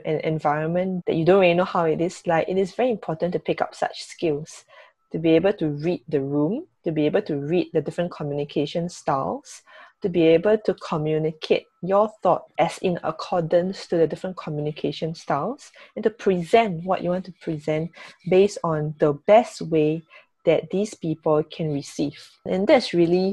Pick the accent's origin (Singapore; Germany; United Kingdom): Singapore; moved away as an adult; also born or lived in Shanghai, China / Australia; we grew up in Singapore where it's very multicultural